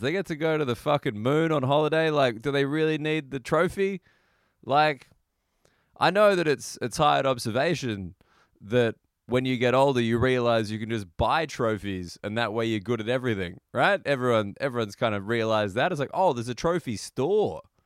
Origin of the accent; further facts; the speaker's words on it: Australia; as an Australian